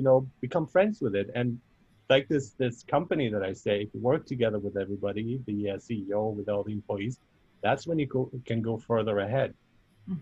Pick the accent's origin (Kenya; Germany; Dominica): Germany; now in Canada; I grew up in Germany